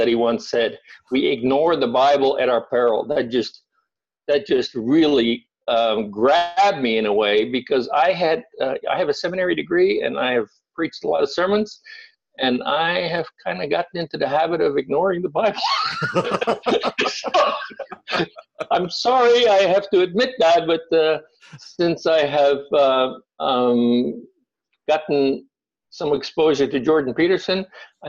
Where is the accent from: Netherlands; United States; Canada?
Netherlands; moved away as an adult; I was born and raised in Holland. I lived there for the first 18 years of my life, and I'm very Dutch.